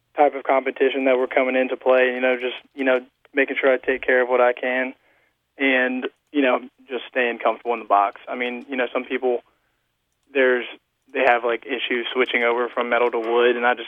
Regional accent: Fairhope, Alabama, United States; I'm from Fairhope, Alabama

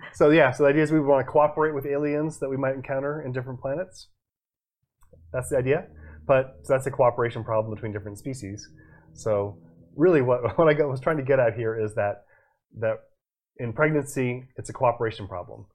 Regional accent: Boston, Massachusetts, United States; moved away; I was born in Boston

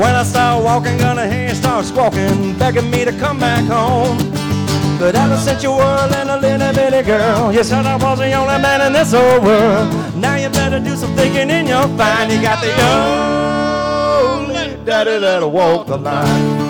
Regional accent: Destin, Florida, United States; I'm born and raised in Destin

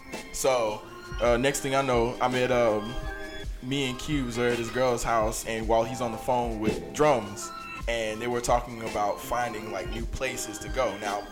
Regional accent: Atlanta, Georgia, United States; I'm born and raised in Atlanta, by way of East Point, South Fulton, Cleveland Avenue.

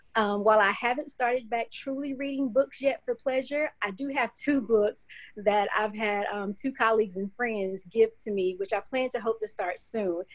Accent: Clinton, South Carolina, United States; moved away as an adult; now in Knoxville, United States; It's Clinton, South Carolina. Um, so grew up there, went to school, um, middle school, elementary school, and high school, all in Clinton

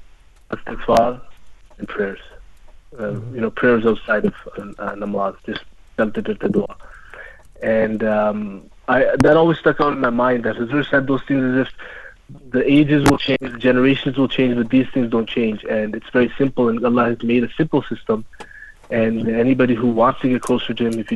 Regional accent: Canada; I'm born and raised in Canada

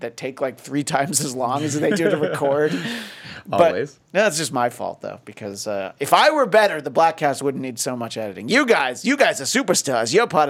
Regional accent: United Kingdom

